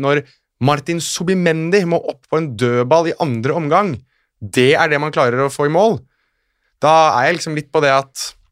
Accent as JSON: {"language": "Norwegian", "country": "Norway", "also_born_or_lived": "Morocco (ancestry)", "said": "Jeg er jo norsk av marokkansk opphav, eller halvt norsk, halvt marokkaner"}